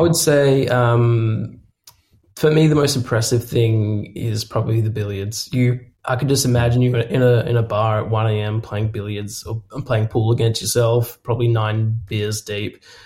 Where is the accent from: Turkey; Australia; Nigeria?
Australia; I'm Australian